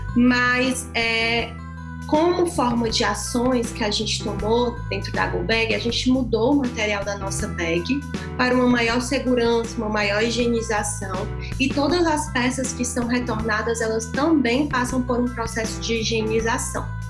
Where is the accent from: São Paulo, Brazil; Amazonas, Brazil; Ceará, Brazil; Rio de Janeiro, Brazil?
Ceará, Brazil; Fortaleza; Sou de Fortaleza